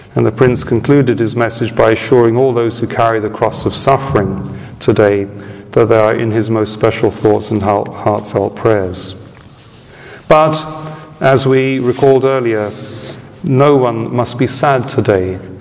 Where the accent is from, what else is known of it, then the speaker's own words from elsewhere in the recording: United Kingdom; moved away; my home country of origin